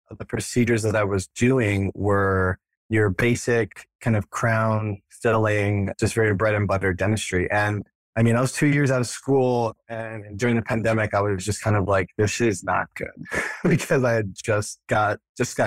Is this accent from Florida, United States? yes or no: yes; Florida, United States; moved away as an adult; also born or lived in New York / Connecticut; now in Austin, United States; I grew up in Florida and went to dental school up at NYU